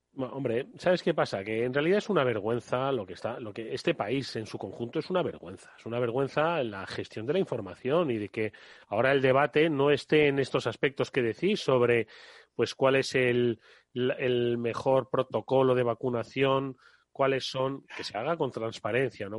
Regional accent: Extremadura, Spain

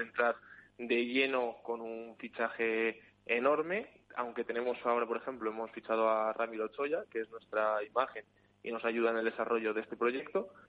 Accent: Spain; now in Sweden; yo soy de España

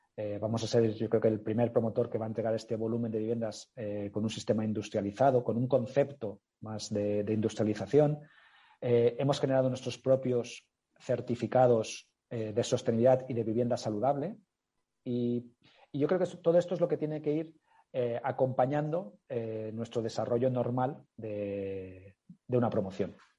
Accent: Mallorca, Balearic Islands, Spain; yo soy de origen, mi familia, yo mismo somos originarios de Mallorca

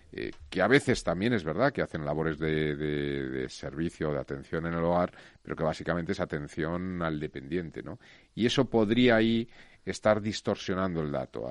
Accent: Spain; yo me siento muy orgulloso como español

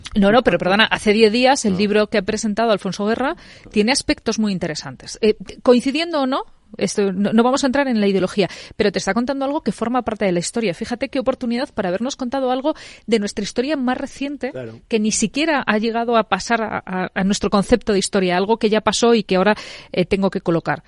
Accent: Spain; como españoles

